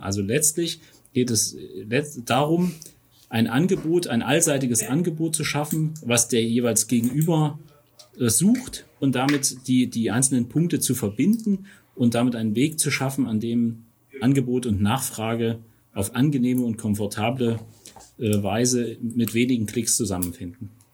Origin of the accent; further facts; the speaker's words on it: Erfurt, Thuringia, Germany; moved away as an adult; now in Taunusstein, Germany; kein gebürtiger Hesse, sondern stamme aus Thüringen, aus Erfurt. Ähm, das, das lässt sich auch sprachlich nicht verstecken.